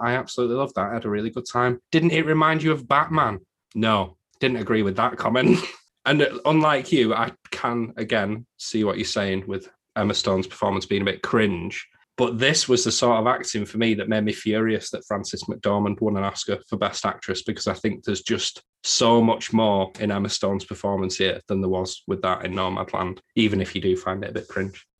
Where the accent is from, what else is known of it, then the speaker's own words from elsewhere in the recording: England, United Kingdom; I'm English